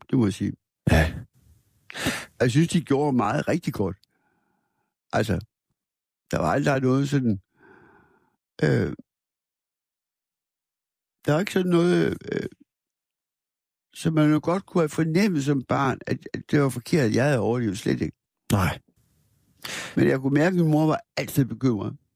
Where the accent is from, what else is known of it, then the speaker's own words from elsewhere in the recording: Aarhus, Central Denmark Region, Denmark; also born or lived in Askov, Denmark; Det var sådan et hjem i Aarhus, hvor der kom mange kunstnere.